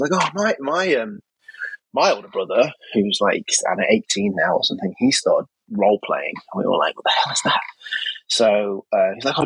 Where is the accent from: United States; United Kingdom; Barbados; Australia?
United Kingdom; Nottingham, East Midlands; I'm from Nottingham originally in the UK, which is the home of Games Workshop